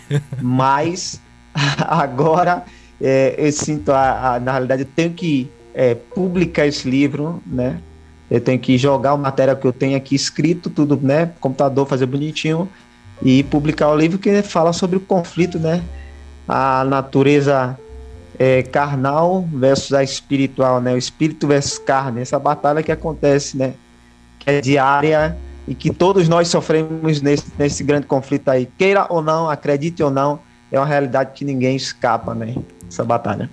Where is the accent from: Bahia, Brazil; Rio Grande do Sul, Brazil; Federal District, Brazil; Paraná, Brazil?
Bahia, Brazil; Piritiba; also born or lived in Biritinga / São Paulo; now in Tapiramutá, Brazil; nasci em Biritinga, mas hum, passei aí por Piritiba na minha infância, e adolescência e um pouquinho da juventude.